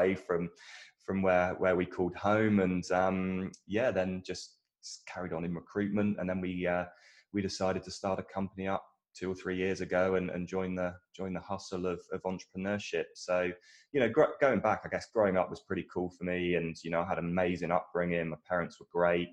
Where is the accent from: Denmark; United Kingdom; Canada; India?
United Kingdom; Dorset, South West England; accent: British; moved away; So I'm from a small town in the south of England. My dad was a fireman, still is actually to this day. He's doing more like fire safety at the moment. My mum was in sort of PA, EA type roles in various companies. Dorset's like a very rural town, and when I was growing up, it was great outside